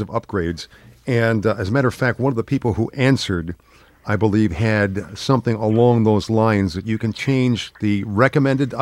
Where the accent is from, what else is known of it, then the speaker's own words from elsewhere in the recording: United States; I'm American